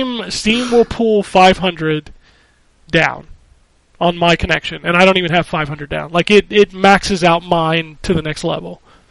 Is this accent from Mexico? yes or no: no; Philippines; English is a second language; it will be a lot worse reception back in my home country of the Philippines.